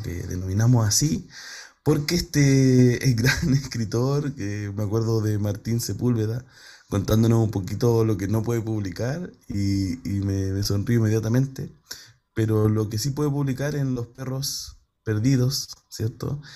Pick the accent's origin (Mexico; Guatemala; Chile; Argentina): Chile; nos cruza como chilenas, chilenos